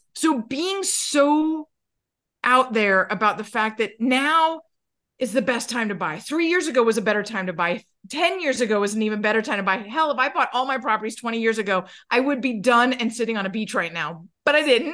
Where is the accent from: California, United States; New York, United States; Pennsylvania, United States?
New York, United States; I'm from New York